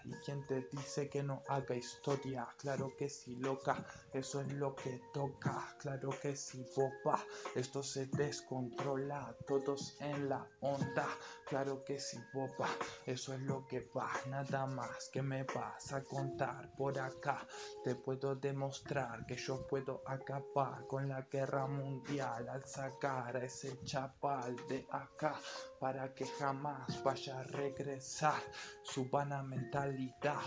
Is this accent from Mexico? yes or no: no; Argentina; No nací en Barracas, pero en un barrio al lado